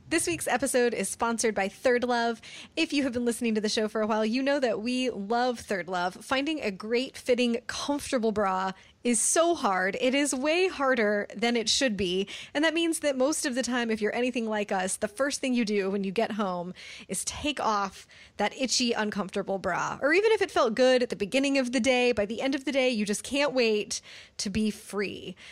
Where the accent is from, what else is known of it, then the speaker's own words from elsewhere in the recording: United States; me as an American reader